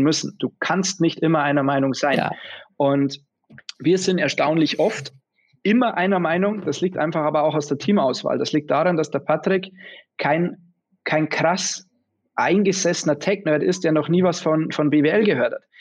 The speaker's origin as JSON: {"language": "German", "region": "Bavarian Forest", "country": "Germany", "moved": "yes", "lives_now": "Munich, Germany", "said": "wir haben einen Familienbetrieb daheim seit, seit fast seit über 160 Jahren. Es ist ein klassischer Mittelstand, das ist eine Lederfabrik im Bayerischen Wald."}